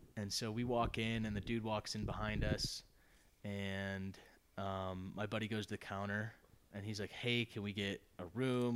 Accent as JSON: {"language": "English", "town": "Detroit", "region": "Michigan", "country": "United States", "said": "I'm from Detroit"}